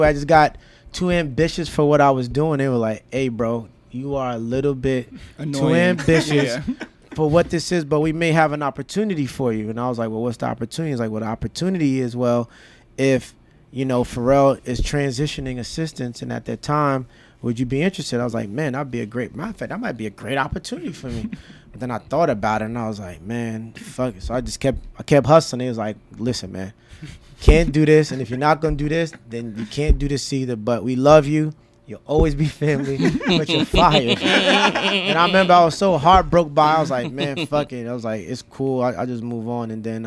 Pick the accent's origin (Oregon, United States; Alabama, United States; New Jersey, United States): New Jersey, United States; I was from New Jersey